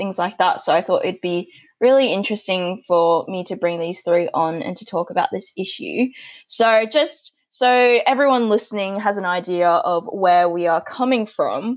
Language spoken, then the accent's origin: English; Australia; I've been lucky enough to be born and grow up in Australia